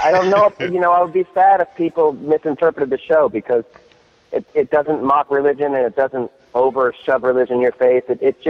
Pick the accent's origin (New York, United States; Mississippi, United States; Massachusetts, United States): New York, United States; I'm from New York.